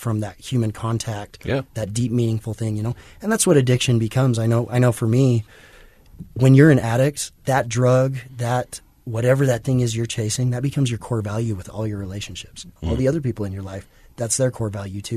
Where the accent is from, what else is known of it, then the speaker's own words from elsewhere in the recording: Kaysville, Utah, United States; I grew up in Kaysville, so, you know, small suburban farm community